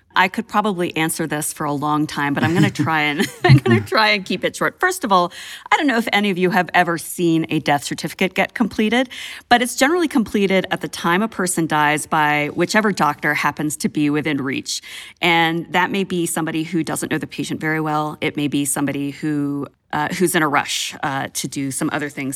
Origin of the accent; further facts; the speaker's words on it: Georgia, United States; my state, my home state of Georgia